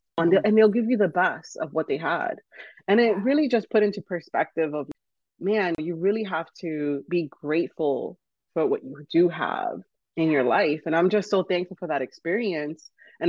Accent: New York, United States; born there; now in Miami, United States; So I'm first generation, and I was born in New York, holla, New York. But I moved down to Miami. We moved as a family. We moved down to Miami.

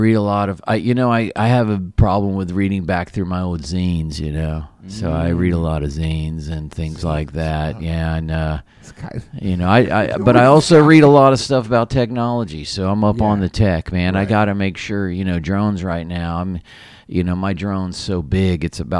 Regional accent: Appalachian Mountains, United States; I grew up in the Appalachian Mountains.

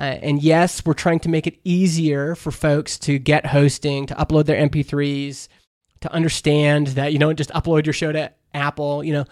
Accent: Canada; I grew up in Canada. We have C B C, which is our public radio

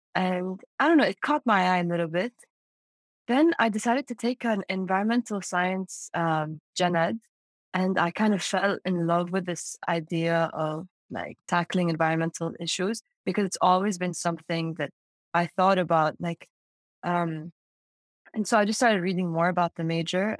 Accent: Amman, Amman Governorate, Jordan; moved away as an adult; now in Urbana-Champaign, United States; I grew up in Amman, Jordan. That's the capital. And I'm a Saudi citizen

